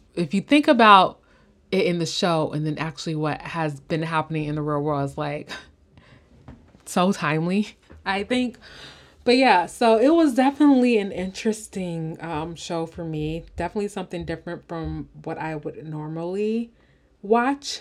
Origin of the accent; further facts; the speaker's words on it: Illinois, United States; now in California, United States; I'm from Illinois, and we do have those towns in, um, Illinois, like, Southern Illinois